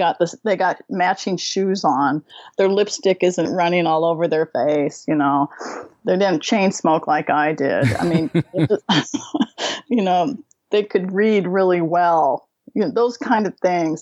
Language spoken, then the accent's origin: English; right outside of Seattle, Washington, United States; moved away as an adult; now in New Zealand; I grew up right outside of Seattle, and I moved to New Zealand when I was 30